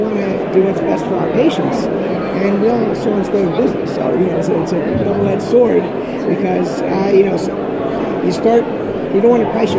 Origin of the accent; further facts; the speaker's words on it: New Jersey, United States; I'm from New Jersey.